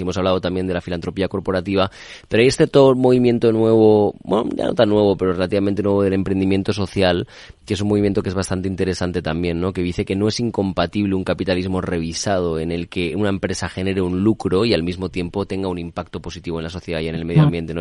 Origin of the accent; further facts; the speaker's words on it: Spain; soy español